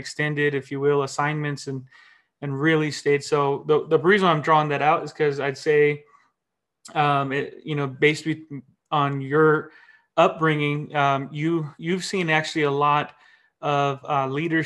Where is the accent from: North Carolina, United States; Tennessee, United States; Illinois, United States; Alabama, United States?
North Carolina, United States; now in California, United States; I too was not born and raised in California, and grew up in the country, East Coast though, born and raised in North Carolina